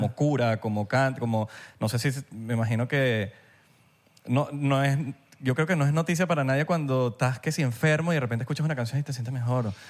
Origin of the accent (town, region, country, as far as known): Venezuela